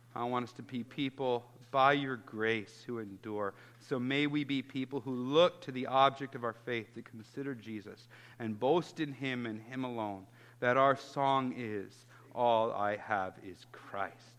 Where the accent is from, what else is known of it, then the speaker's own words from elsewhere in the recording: Chicago, Illinois, United States; I grew up in Chicago in the 90s